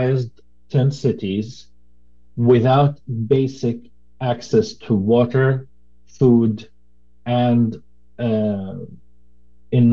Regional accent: Khan Yunis, Gaza Strip, Palestine; now in Portland, United States; I grew up in Khan Yunis. I was born in Khan Yunis and grew up as a refugee.

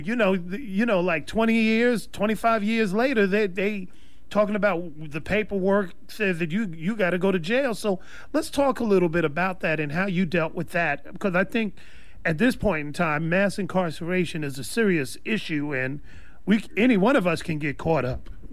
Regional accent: New York, United States; now in California, United States; We grew up in New York with no music programs

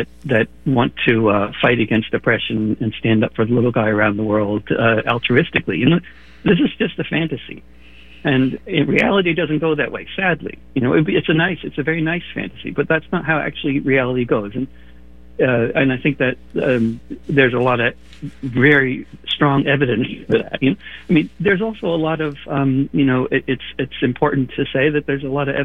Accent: around New York, United States; growing up around New York

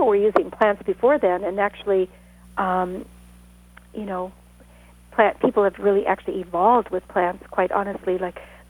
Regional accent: Sonoma County, Northern California, United States; I grew up in Northern California

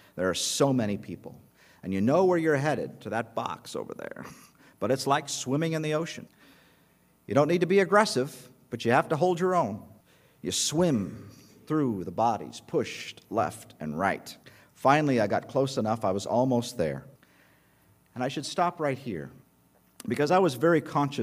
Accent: United States; And I told him, "America."

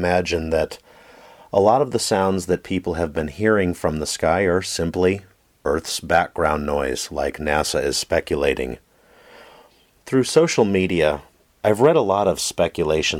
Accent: Oregon, United States; my home state of Oregon

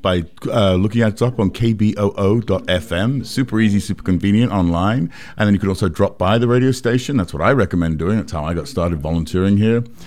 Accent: England, United Kingdom; now in United States; I grew up in England where they censored movies and T V

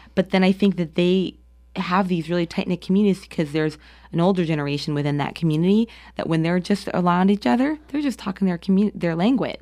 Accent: New Jersey, United States; moved away as an adult; now in Portland, United States; I grew up in New Jersey. I grew up, uh, a commuter town of New York City

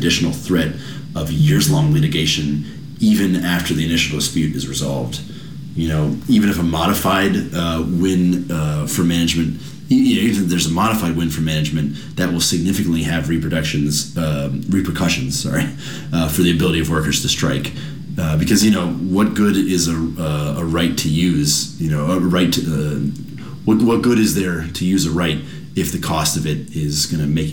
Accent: United States

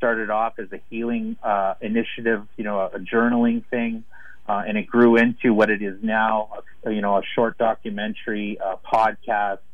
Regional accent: Winnipeg, Manitoba, Canada; It's got the highest urban population of Native people here in my hometown where I'm speaking to you from

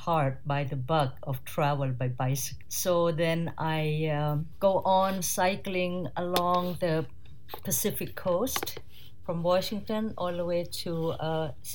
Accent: Surin, Thailand; English is a second language; moved away as an adult; I'm from Thailand, a city called Surin from the northeast of Bangkok, closer to Cambodia border. And there I born and raised and educated

